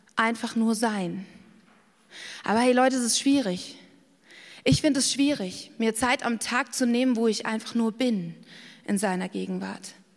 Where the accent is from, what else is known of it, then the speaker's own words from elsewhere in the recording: Garmisch-Partenkirchen, Bavaria, Germany; ich bin in Garmisch-Partenkirchen aufgewachsen